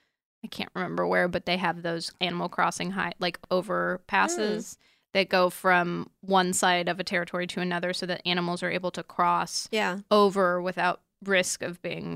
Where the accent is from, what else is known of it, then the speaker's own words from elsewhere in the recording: San Diego, California, United States; I grew up in La Jolla in San Diego